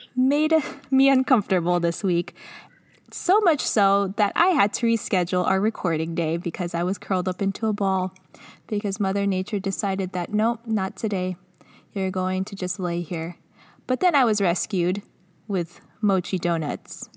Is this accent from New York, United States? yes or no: no; Los Angeles, California, United States; I'm from Los Angeles, but not from Los Angeles. We were in Culver City